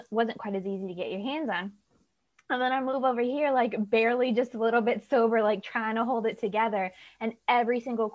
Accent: the South, United States; moved away as an adult; now in Newcastle, United Kingdom; I'm from the South in the States

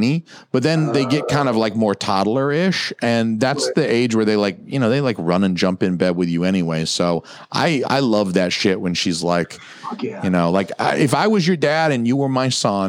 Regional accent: Atlanta, the South, United States; moved away; I'm from the South, 30 years in Atlanta.

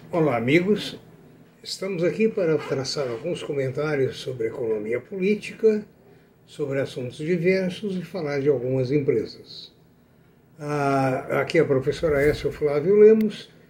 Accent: Brazil; Trabalhei muito lá fora pelo país

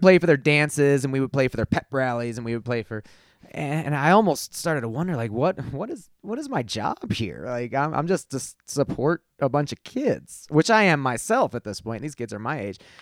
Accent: Glendale Heights, Illinois, United States; moved away as an adult; also born or lived in Lombard, Illinois / Chicago; now in Colorado, United States; Glendale Heights, Illinois, uh, is where I was born and raised

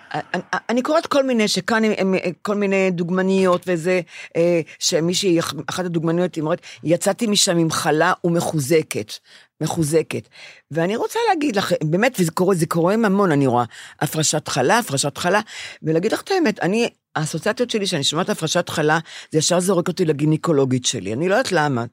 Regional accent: Bnei Brak, Tel Aviv District, Israel; כשאני גדלתי בבני ברק

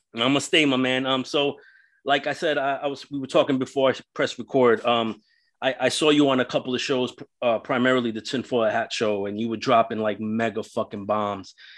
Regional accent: New York City, New York, United States; So growing up in New York City, I grew up Roman Catholic

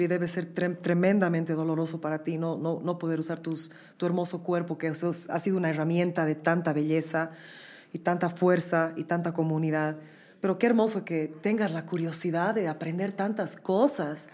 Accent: Bolivia; moved away as an adult; also born or lived in New York, United States; nosotros como bolivianos

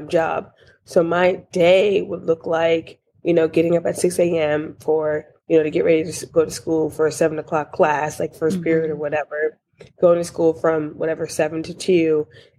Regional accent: Newburgh, New York, United States; I am originally from a small town in upstate New York named Newburgh

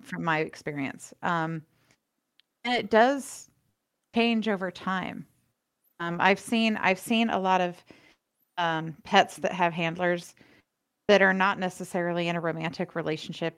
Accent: Florida, United States; now in Los Angeles, United States; growing up in Florida where equestrian everything is big

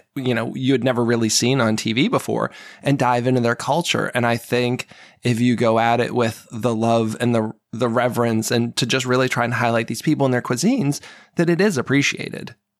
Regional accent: New England, United States; also born or lived in Seattle; now in Maryland, United States; I grew up in New England

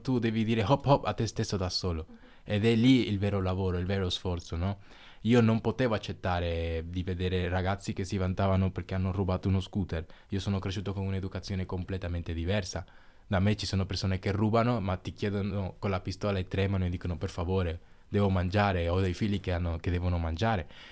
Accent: San Pedro de Macorís, Dominican Republic; now in Silandro, Italy; sono cresciuto nella Repubblica Dominicana

